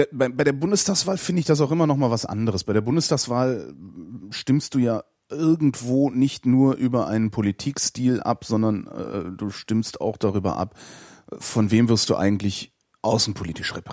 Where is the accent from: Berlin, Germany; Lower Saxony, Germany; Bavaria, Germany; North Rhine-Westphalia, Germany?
Lower Saxony, Germany; Ich bin, ich bin ja Niedersachse.